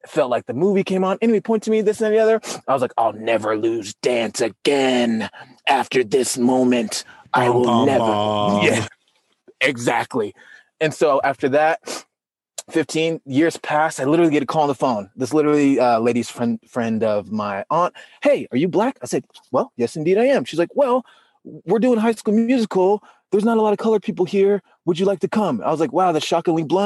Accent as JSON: {"language": "English", "town": "Salt Lake City", "region": "Utah", "country": "United States", "said": "I'm from Utah, Salt Lake City, Utah"}